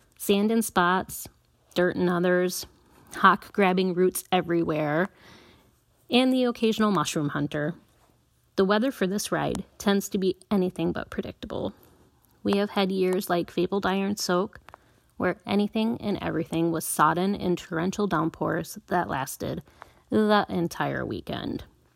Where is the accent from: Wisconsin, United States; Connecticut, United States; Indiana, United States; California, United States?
Wisconsin, United States; La Crosse; I am from La Crosse, Wisconsin, and I ride in the Midwest region in the United States